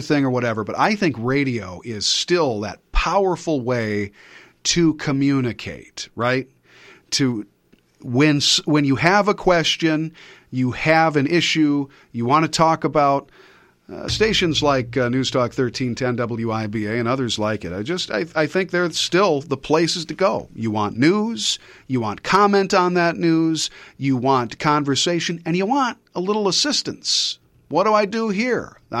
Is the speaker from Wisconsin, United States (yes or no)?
yes; Platteville, Wisconsin, United States; from the time I was a kid and I first got into radio at my hometown station, 16 years old, snot-nosed kid, at the old house on 4th Street in Platteville